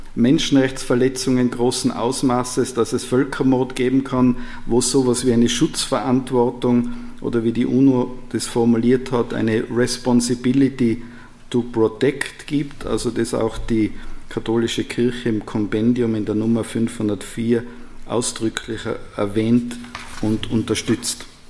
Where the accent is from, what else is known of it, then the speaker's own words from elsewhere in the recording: Austria; Als Österreicher